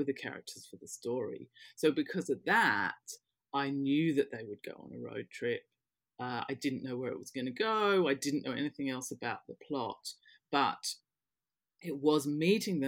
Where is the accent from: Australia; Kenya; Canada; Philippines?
Australia; Western Australia; moved away as an adult; also born or lived in London, United Kingdom; now in United Kingdom; I had my growing up and formative years in Western Australia.